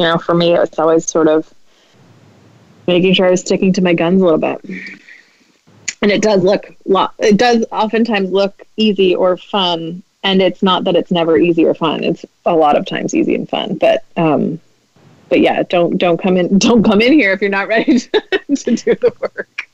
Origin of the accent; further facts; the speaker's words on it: Midwest, United States; I'm Midwestern